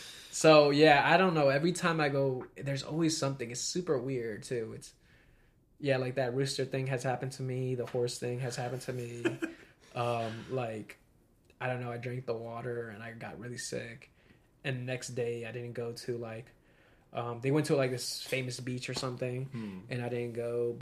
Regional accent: Virginia, United States; I'm from Virginia.

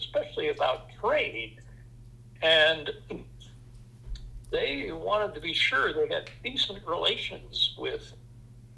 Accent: France; now in Rhinebeck, United States; I'm actually a native of, and I'm actually a citizen of France.

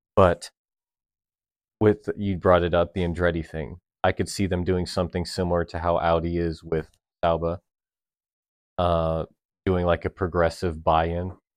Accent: United States; as an American fan that loves American teams

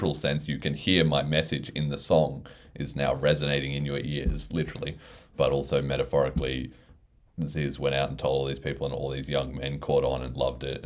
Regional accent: Australia; being Australian

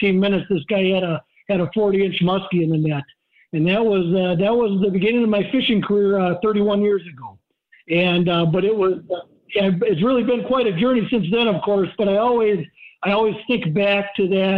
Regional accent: Hayward, Wisconsin, United States; also born or lived in Iron River, Wisconsin; growing up in Hayward

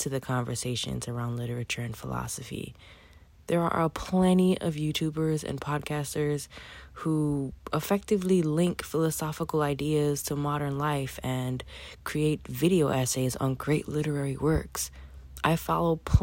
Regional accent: New York City, New York, United States; I'm a 30-something-year-old Black woman with a Haitian-Cuban background, born and raised in Brooklyn, New York

